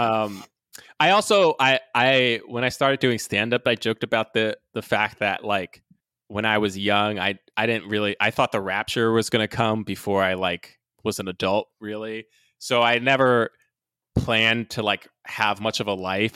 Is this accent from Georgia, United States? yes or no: no; New York City, New York, United States; I was born in New York, So we went to a church called Times Square Church. It's in New York City